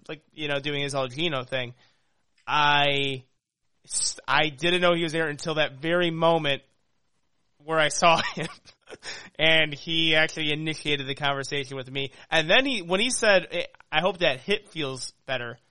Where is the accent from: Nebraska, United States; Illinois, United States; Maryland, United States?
Illinois, United States; Chicago; He asked where I'm from. He's like, where are you from, man? I'm like, Chicago.